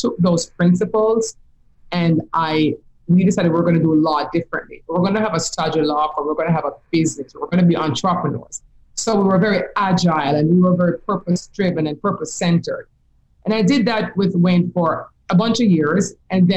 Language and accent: English; Jamaica; moved away; If you can hear my accent, you'll know I'm from Jamaica, right? I'm from the Caribbean.